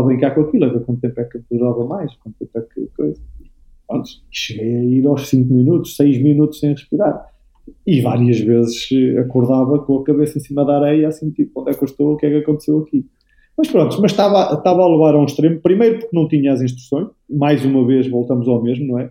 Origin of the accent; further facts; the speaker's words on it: Aveiro, Aveiro District, Portugal; eu sou daqui da Aveiro, da Algaria Velha, da Metrópole